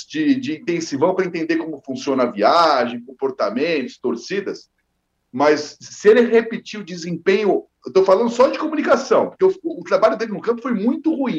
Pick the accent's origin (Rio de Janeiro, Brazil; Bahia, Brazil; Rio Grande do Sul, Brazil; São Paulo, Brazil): São Paulo, Brazil; eu tenho 45 anos, todos eles vivido aqui em São Paulo, sou paulistano.